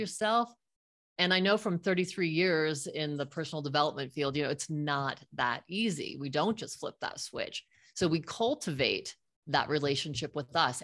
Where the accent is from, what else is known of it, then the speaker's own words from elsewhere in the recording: Fort Collins, Colorado, United States; I grew up in Fort Collins, Colorado with my little friends